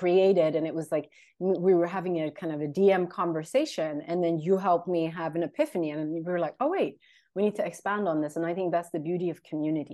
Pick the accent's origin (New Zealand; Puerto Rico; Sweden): Sweden; English is a second language; also born or lived in London, United Kingdom; I'm based in Sweden. I'm of Eritrean origin, born and raised in Sweden, lived in London also for a long time